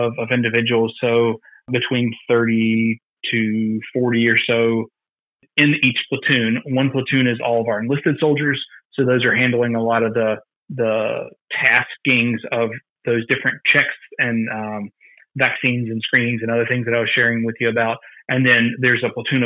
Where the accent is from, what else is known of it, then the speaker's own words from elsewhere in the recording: Greenwood, South Carolina, United States; I'm from Greenwood, South Carolina originally